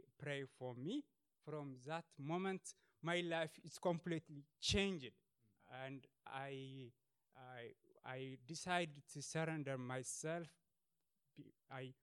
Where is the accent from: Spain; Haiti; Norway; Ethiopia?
Ethiopia; moved away as an adult; now in Sweden; I was born in Ethiopia and from a religious family.